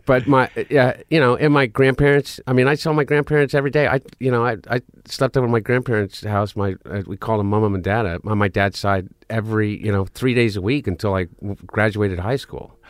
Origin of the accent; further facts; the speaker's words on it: Delaware, United States; also born or lived in Portland, Oregon; we grew up in Delaware